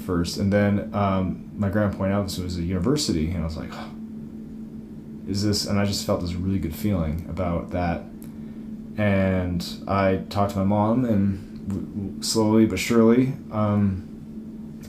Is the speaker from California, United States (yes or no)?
yes; California, United States; now in Utah, United States; as a Californian